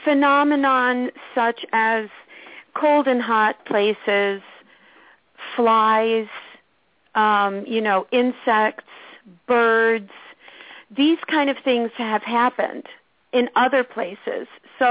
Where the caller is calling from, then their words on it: Orange County, New York, United States; I'm calling from Orange County, New York.